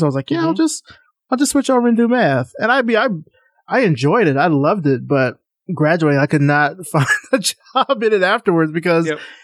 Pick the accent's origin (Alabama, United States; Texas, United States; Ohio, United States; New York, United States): Alabama, United States; moved away as an adult; I'm from Alabama.